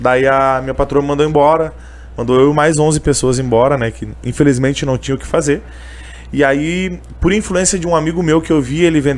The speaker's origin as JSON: {"language": "Portuguese", "town": "Canoas", "region": "Rio Grande do Sul", "country": "Brazil", "said": "Uh, sou de Canoas aqui mesmo."}